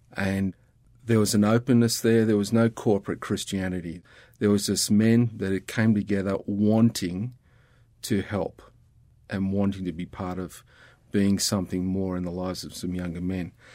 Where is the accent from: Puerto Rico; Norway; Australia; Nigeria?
Australia